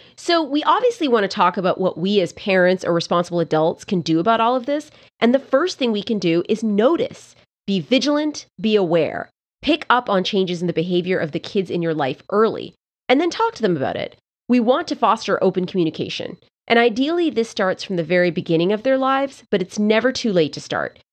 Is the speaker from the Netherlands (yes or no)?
no; Canada; years in French class growing up in Canada